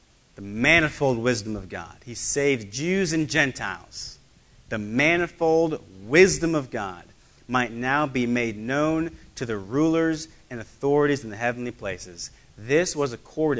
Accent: United States; I am an American citizen

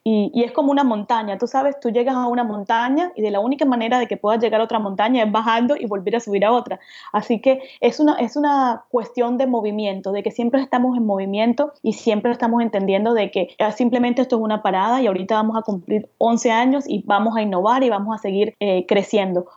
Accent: Cartagena, Bolívar, Colombia; crecí en Cartagena, Colombia, en la costa

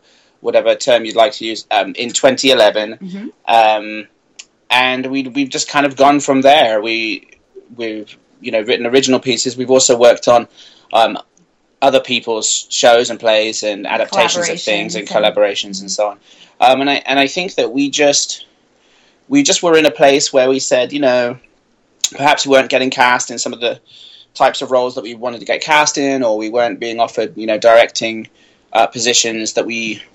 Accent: United Kingdom; moved away; I'm British

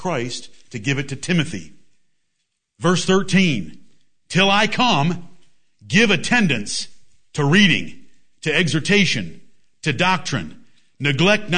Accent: England, United Kingdom; I am English

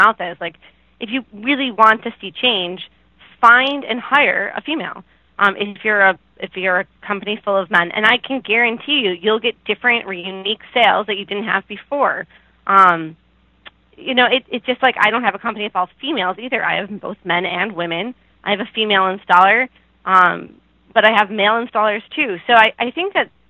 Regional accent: Buffalo, New York, United States; when I say I'm from New York, people are like, oh, do you go to the city? No, it's quite far away

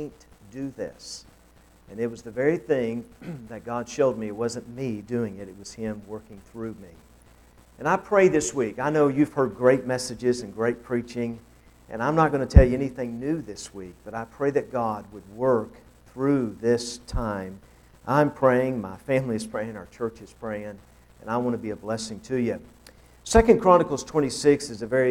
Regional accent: Knoxville, Tennessee, United States; moved away as an adult; also born or lived in Peoria, Illinois; now in Urbana, Ohio, United States; I grew up in Knoxville, Tennessee. That's where I was born and raised

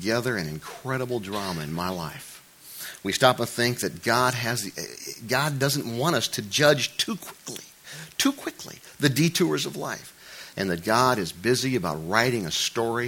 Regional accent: United States; I'm an American

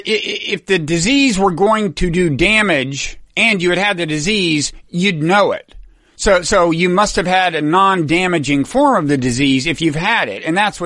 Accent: Texas, United States; now in New Jersey, United States; In my current state of New Jersey, the state parks reopened today. In my home state of Texas

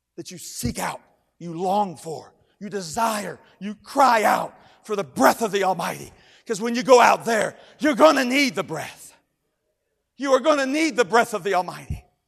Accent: Kentucky, United States; I am from Kentucky

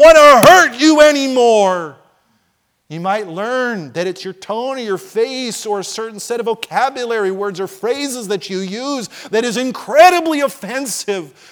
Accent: New Jersey, United States; moved away; I grew up in Jersey

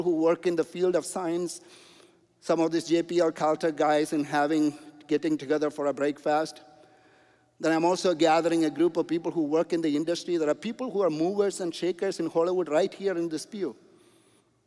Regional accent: India; moved away; also born or lived in Toronto, Canada; I'm an engineer from India.

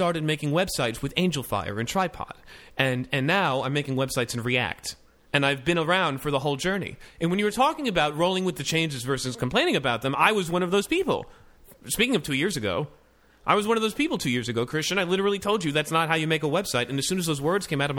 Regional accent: Palm Beach, Florida, United States; I used to work in a nursing home because I'm from Palm Beach

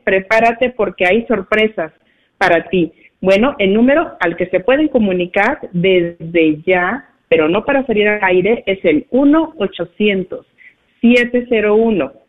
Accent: Cuauhtémoc, Durango, Mexico; moved away; nos encontramos de vacaciones aquí en mi pueblo, aquí en México, en Cuauhtémoc, Durango

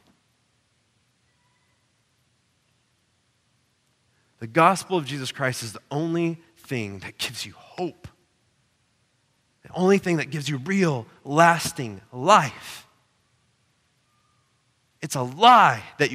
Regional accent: Oklahoma, United States; I grew up in Oklahoma

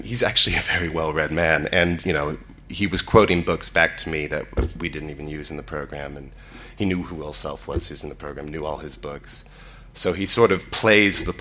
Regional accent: Cleveland, Ohio, United States; moved away; also born or lived in Chicago / London; I'm from Cleveland

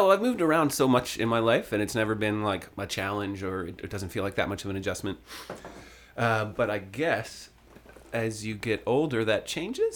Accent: Sutton, Ontario, Canada; also born or lived in Vancouver; now in Toronto, Canada; I went to my hometown fair, like they have, the Sutton Fair

